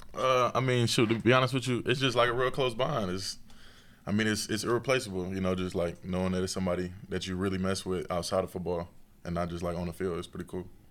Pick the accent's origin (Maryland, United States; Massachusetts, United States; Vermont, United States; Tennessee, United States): Tennessee, United States; being from Tennessee